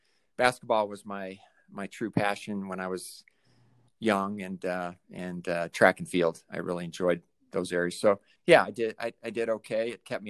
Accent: Colorado, United States; also born or lived in Vermilion, South Dakota; Well, I was born in Vermilion, South Dakota. My father was in the midst of law school at the time and moved on to Colorado, where my mother was born and raised in Loveland, Colorado. And so we settled in Northern Colorado.

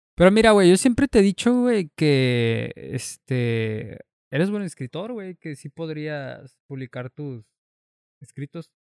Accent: Mexico; soy mexicano

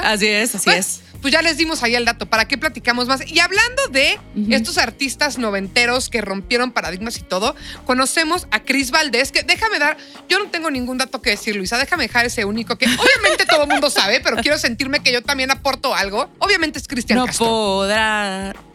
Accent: Mexico City, Mexico; pero yo soy chilanga.

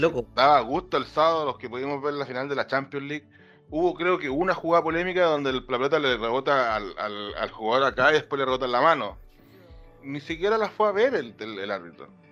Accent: Chile; somos un país tercer, momento, tercer mundista

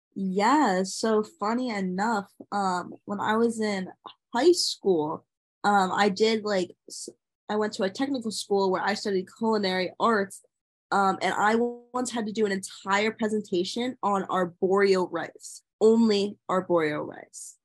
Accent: Northern New Jersey, United States; I am from Northern New Jersey.

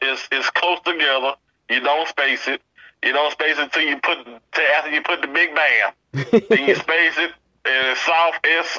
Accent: New Orleans, Louisiana, United States; moved away; also born or lived in Jackson, Mississippi; where I have not done a show yet is my hometown.

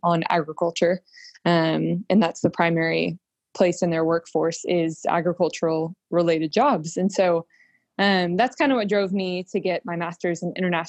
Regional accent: Round Rock, Texas, United States; I am from Round Rock, Texas, so north of Austin

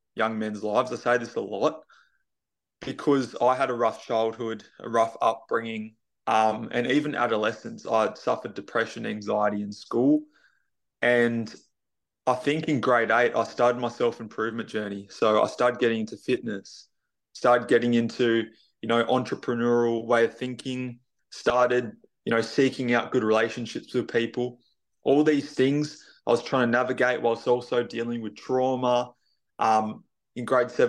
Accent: Tasmania, Australia; I'm not in Queensland. I'm moving there in November, but I'm actually from Tasmania

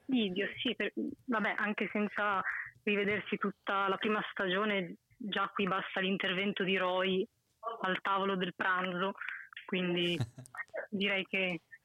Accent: Mantua, Lombardy, Italy; sono da Mantova, nord

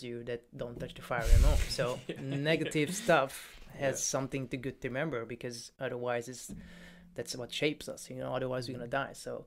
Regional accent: Hungary; now in United Kingdom; I'm from Hungary. I'm not from Poland

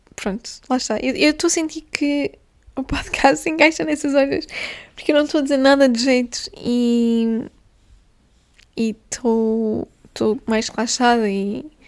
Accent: Guimarães, Norte, Portugal; moved away; em Guimarães, que foi onde eu fui um, criada, onde eu cresci, nasci e cresci

